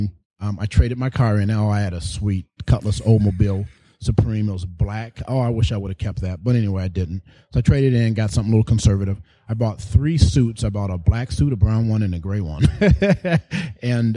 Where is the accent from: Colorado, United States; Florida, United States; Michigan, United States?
Michigan, United States; Grand Rapids; moved away as an adult; also born or lived in Novi, Michigan / Detroit, Michigan; I was born and raised in Grand Rapids, Michigan